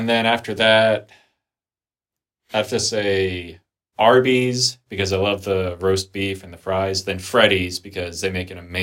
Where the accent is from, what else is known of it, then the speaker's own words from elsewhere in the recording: Colorado, United States; I'm from Colorado